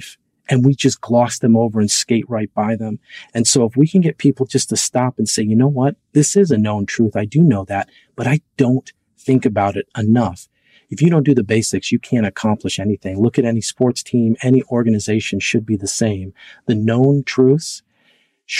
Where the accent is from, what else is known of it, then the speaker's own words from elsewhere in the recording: Minnesota, United States; I'm from Minnesota.